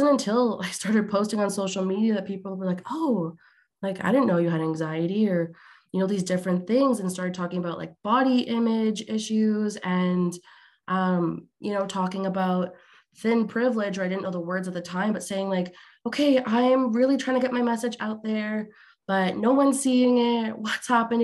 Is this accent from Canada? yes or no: yes; Alberta, Canada; I'm Canadian, but on the other side of the country in Alberta